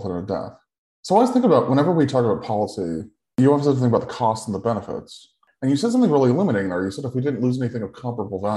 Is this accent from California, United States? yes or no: yes; Sacramento, California, United States; my hometown of Sacramento